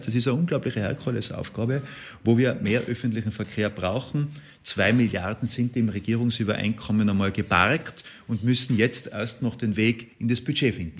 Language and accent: German; Tyrol, Austria; aus meinem Heimatland Tirol